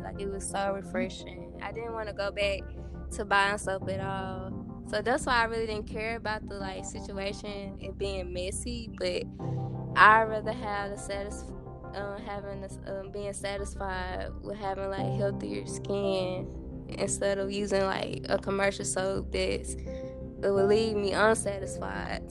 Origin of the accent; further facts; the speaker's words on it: Dumas, Arkansas, United States; I was born and raised in Dumas, Arkansas